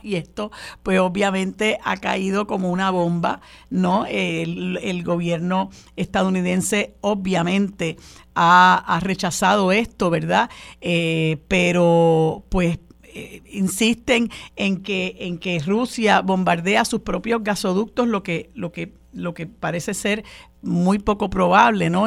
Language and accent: Spanish; Puerto Rico; nosotros, independientemente de que somos ciudadanos estadounidenses por imposición, seguimos siendo una minoría